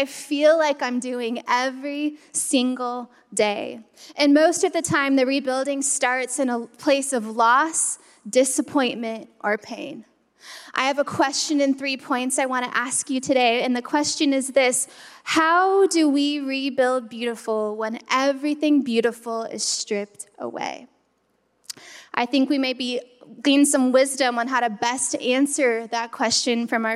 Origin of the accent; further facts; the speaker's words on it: California, United States; I'm from California.